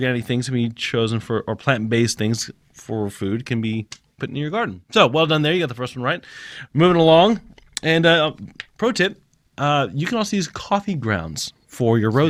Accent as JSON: {"language": "English", "country": "Japan", "tie": "born or raised there", "said": "Growing up in Japan, we had. There was. Maybe just a couple houses that we stayed in had central air"}